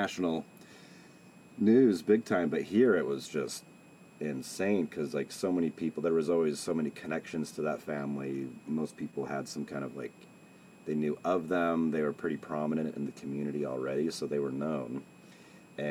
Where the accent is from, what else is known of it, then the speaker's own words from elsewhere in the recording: Salt Lake City, Utah, United States; I grew up here. I moved around a little bit in my 20s, but I settled back here